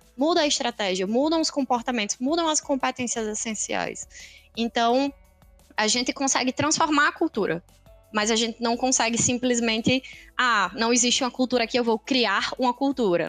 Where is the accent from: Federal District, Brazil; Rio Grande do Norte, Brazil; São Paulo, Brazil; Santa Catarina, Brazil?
Rio Grande do Norte, Brazil; Natal; Nasci e cresci aqui em Natal